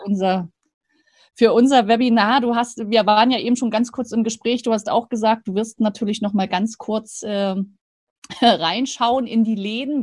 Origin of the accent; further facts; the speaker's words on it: Rostock, Mecklenburg-Vorpommern, Germany; now in Stuttgart, Germany; Ich als altes Nordlicht